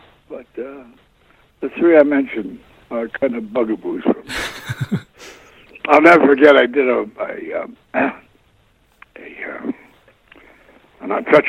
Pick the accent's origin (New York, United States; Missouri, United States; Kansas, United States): Kansas, United States; you forget that I come from Kansas.